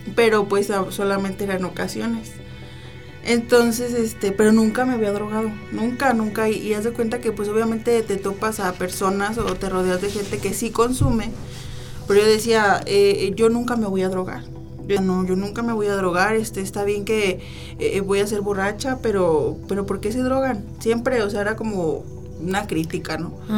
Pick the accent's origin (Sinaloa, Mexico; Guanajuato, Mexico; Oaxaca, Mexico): Guanajuato, Mexico; León; moved away; also born or lived in Manzanillo; soy nacida aquí, en León, pero viví muchos años en Manzanillo